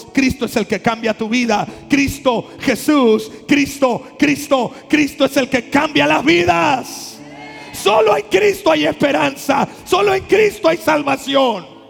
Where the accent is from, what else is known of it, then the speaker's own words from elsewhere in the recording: Mexico; accent: costeño; De por sí somos costeños, no se nos entiende el español. Ahora hablando otras lenguas. Yo hasta para cuando quiero hablar inglés soy costeño